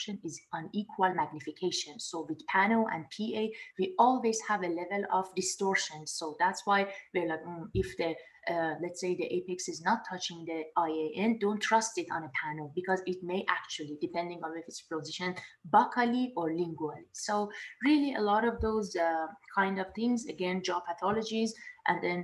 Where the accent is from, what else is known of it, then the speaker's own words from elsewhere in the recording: Tehran, Tehran Province, Iran; moved away as an adult; also born or lived in Dubai / Canada / San Antonio, Texas; now in Pomona, United States; I was born and raised in Tehran, and I went to dental school in Dubai